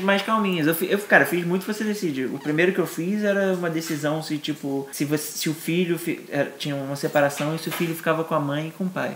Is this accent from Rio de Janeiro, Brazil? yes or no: yes; Rio de Janeiro, Brazil; sou nascido, criado no Rio, apesar do meu pai ser Robertinho de Recife e minha mãe ser pernambucana também